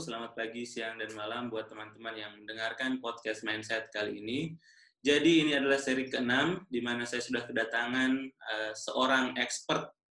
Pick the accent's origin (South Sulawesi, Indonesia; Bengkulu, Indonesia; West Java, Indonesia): South Sulawesi, Indonesia; Pangkep; born there; now in Makassar, Indonesia; lahirnya {S1} di Pangkep. Uh, kemarin kemudian lanjutkan studi S1 di Makassar, kemudian lanjutkan di UI S2-nya, kemudian kembali ke Makassar